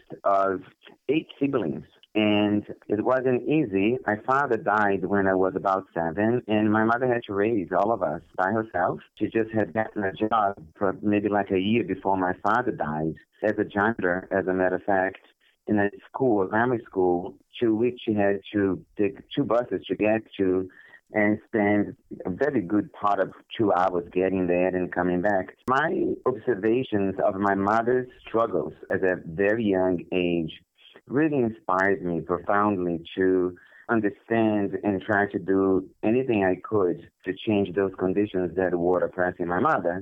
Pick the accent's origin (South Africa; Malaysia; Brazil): Brazil; moved away as an adult; I was born in Brazil many, many years ago, and I basically lived in Brazil for my entire childhood and my adolescence